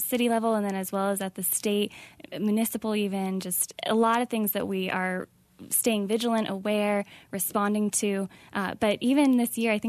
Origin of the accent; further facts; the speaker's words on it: New Hampshire, United States; also born or lived in Texas / Virginia; now in Arizona, United States; I'm originally from New Hampshire, then moved to Texas and went to school in Virginia and found my way here to Arizona